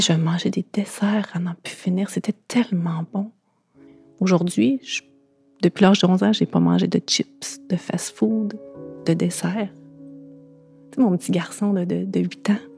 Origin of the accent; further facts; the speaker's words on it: Thetford Mines, Quebec, Canada; je viens de Thetford Mines